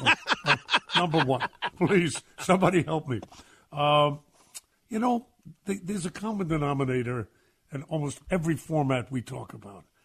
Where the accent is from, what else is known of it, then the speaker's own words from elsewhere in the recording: New York City, New York, United States; I'm a kid from Brooklyn